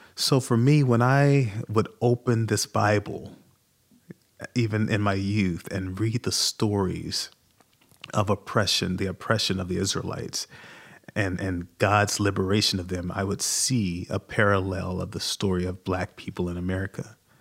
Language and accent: English; Birmingham, Alabama, United States; also born or lived in Lake Charles, Louisiana; I grew up in Birmingham, Alabama, and Lake Charles, Louisiana, and we kinda moved back and forth, and we would call that the Deep South.